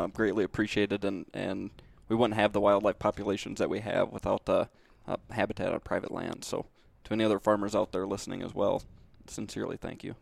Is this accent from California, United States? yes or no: no; Southwest Minnesota, United States; growing up in Southwest Minnesota